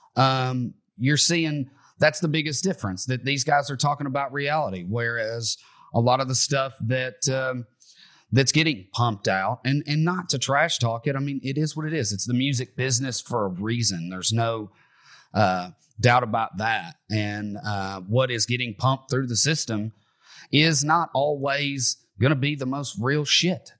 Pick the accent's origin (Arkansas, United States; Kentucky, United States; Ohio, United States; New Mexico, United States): Kentucky, United States; Bowling Green; I'm from Bowling Green, Kentucky. I'm from right around where the … were from. And, uh, …, the, the guitar player, taught me how to play guitar growing up.